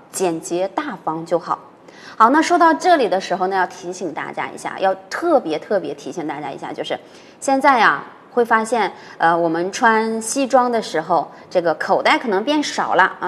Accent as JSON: {"language": "Chinese", "region": "northern China", "country": "China", "tie": "born or raised there", "said": "老师是北方的"}